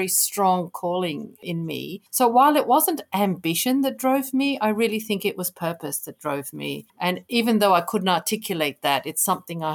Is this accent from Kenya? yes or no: yes; Kenya; I grew up in Kenya